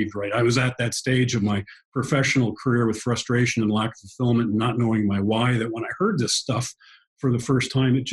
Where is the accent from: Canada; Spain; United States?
Canada; moved away; I grew up in Canada, so hockey was kind of my game